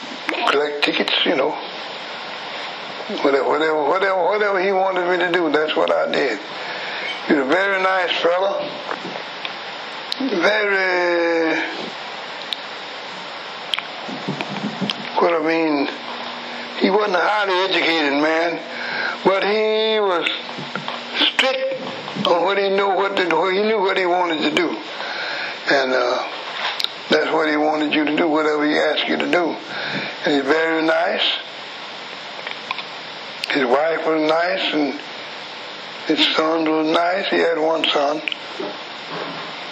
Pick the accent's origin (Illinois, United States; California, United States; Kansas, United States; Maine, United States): Illinois, United States; Chicago; also born or lived in McComb, Mississippi; I was born in Macomb City, Mississippi in 1900 straight. Came to Chicago when I was a baby, about 1905. Been here ever since